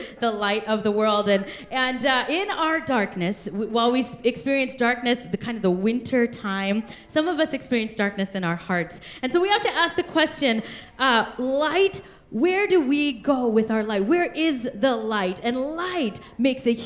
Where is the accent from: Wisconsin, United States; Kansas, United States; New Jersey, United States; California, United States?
Kansas, United States; also born or lived in India; now in Bellevue, United States; Kansas, we are the sunflower state